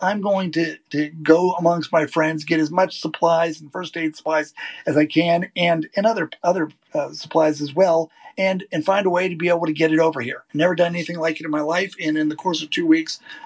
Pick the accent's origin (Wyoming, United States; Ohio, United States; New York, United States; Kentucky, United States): Ohio, United States; Warren; moved away as an adult; also born or lived in St. Louis; now in Colorado, United States; I grew up in Ohio in a steel town